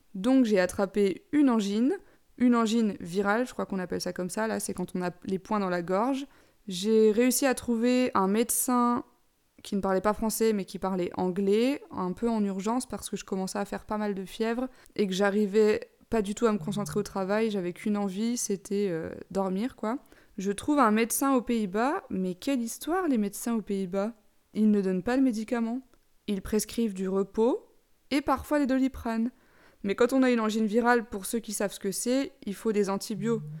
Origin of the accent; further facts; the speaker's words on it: Besançon, Bourgogne-Franche-Comté, France; moved away as an adult; also born or lived in Dijon; now in Amsterdam, Netherlands; je suis de Besançon, mais j'ai fait mes études à Dijon